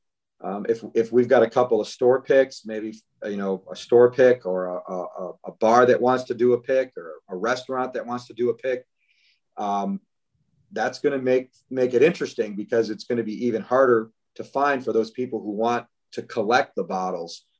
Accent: Northern Michigan, United States; moved away as an adult; now in Kentucky, United States; I was born and raised in Northern Michigan

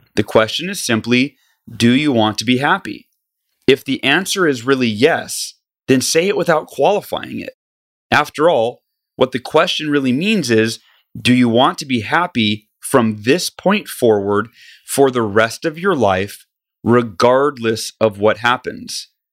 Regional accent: California, United States; moved away; back to my home state where I was, uh, born and grew up

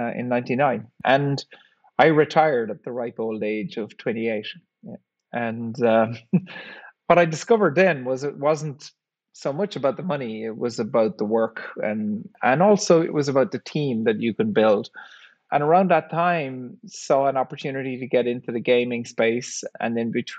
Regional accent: Ireland; I grew up in Ireland in the 1970s, and we didn't have a whole lot of money, worked on a farm

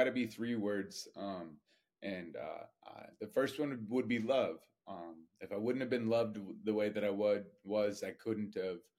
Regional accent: Montana, United States; also born or lived in Hawaii; I moved to from Hawaii to the middle of nowhere, Montana. Like, I grew up in a town that had 1,500, 2,000 people

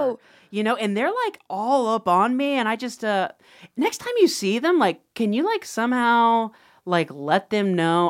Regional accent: Ohio, United States; I'm from Ohio

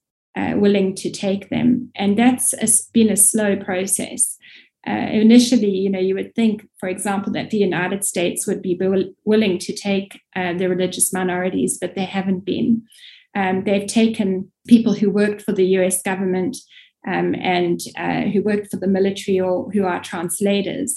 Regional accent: South Africa; moved away; also born or lived in Middle East / North Africa; You can probably hear I'm South African by origin

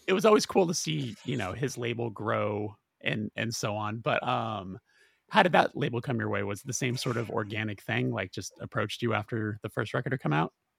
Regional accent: West Coast, United States; we're all from the West Coast

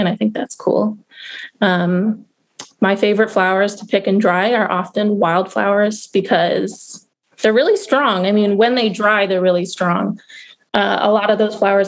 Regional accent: Madison, Wisconsin, United States; moved away as an adult; also born or lived in California / Baltimore, Maryland; now in Baltimore County, United States; I was born in California, but I say I'm from Madison, Wisconsin. That's where I spent most of my youth

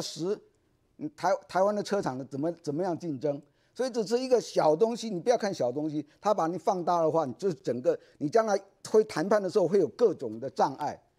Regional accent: United States; 你知道吗？我们美国人，我们尤其我们 NASA 对太空人健康啊。

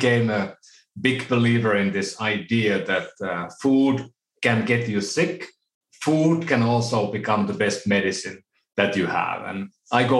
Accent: Oulu, North Ostrobothnia, Finland; now in United States; my hometown in Oulu, Finland

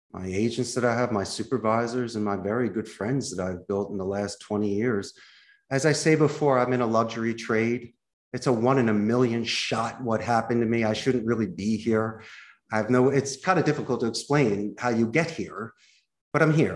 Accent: Philadelphia, Pennsylvania, United States; moved away as an adult; now in Costa Rica; I'm from Philadelphia

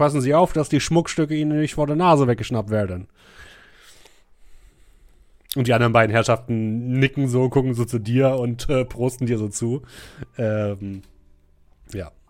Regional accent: United States; German is a second language; ich als Amerikaner habe natürlich Patriotismus im Blut

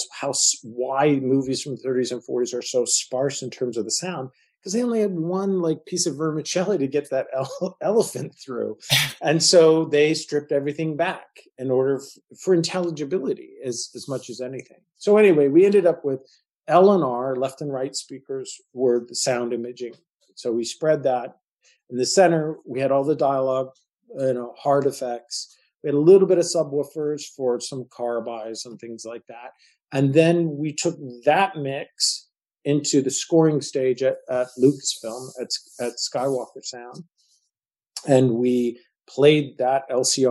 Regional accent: Marin County, California, United States; the Tamil Pious Theater, which is a theater that we grew up with in Marin County

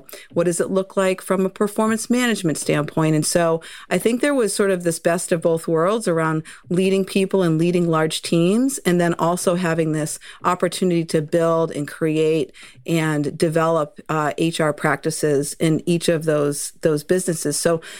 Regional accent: Massachusetts, United States; accent: Boston; I am from Massachusetts, so that Boston accent creeps in once in a while. I am someone who grew up loving spending time and summers on Cape Cod

